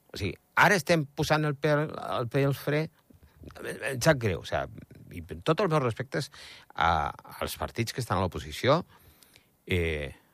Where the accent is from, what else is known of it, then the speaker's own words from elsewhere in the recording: Andorra; sóc andorrà a Espanya